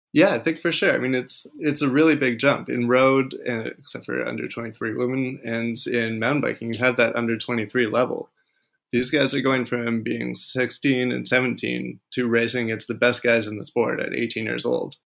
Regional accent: Alberta, Canada; I grew up in Alberta

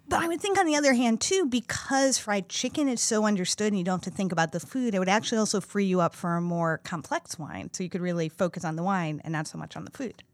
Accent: Midwest, United States; I grew up in the Midwest

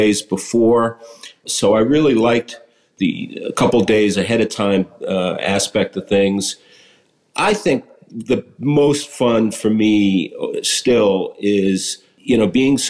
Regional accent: Stamford, Connecticut, United States; I grew up in Stamford, Connecticut, which is about 35-40 miles outside of New York City.

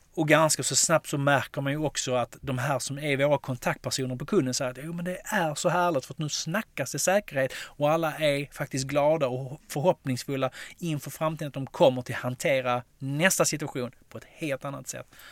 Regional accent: Skåne, Sweden; Jag som är skåning och älskar MFF

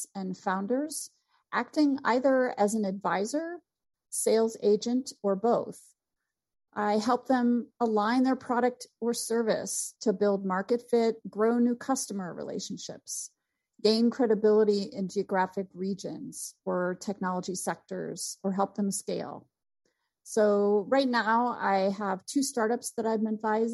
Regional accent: Vermont, United States; moved away as an adult; also born or lived in St. Louis, Missouri; I came from Vermont

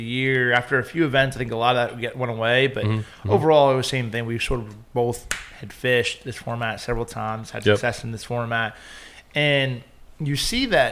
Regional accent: Indiana, United States; moved away; growing up in Indiana

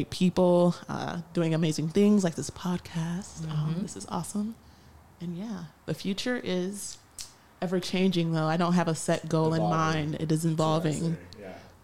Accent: Detroit, Michigan, United States; I am from Detroit, Michigan, hailing from the 313

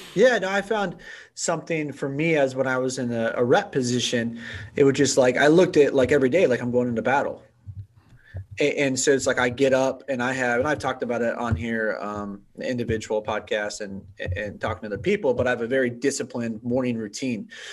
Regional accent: Bay Area, California, United States; I grew up in the Bay Area

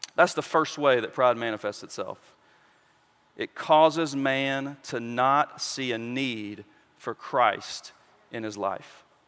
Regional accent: West Memphis, Arkansas, United States; I, I grew up in West Memphis

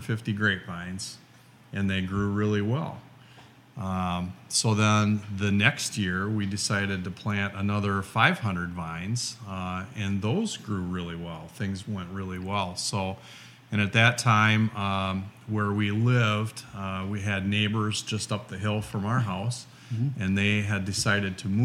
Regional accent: Brodhead, Wisconsin, United States; I grew up in Broadhead. That was my stomping ground growing up

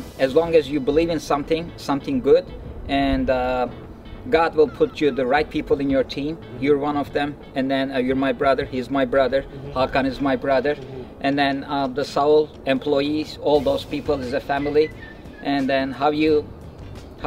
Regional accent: Turkey; moved away as an adult; now in United States; where are you from? I said, Turkey

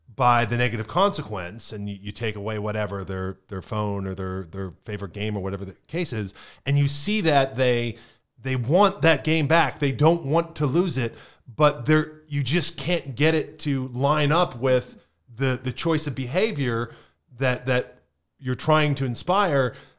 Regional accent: Pennsylvania, United States; now in Florida, United States; growing up in Pennsylvania in the 80s and 90s

